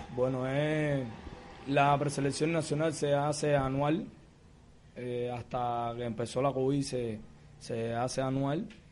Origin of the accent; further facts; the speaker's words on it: Havana, Cuba; natural de La Habana, vivo en el municipio de Arroyo, en La Guinera